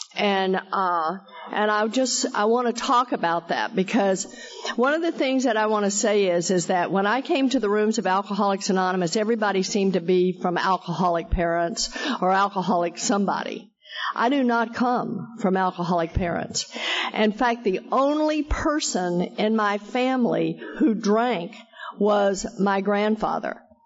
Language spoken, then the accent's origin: English; Texas, United States; I am a hick from Texas